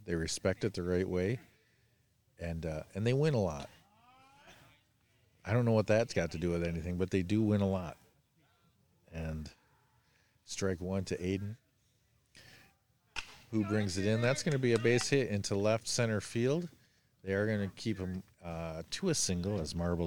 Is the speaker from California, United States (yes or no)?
no; Michigan, United States; I'm from Michigan.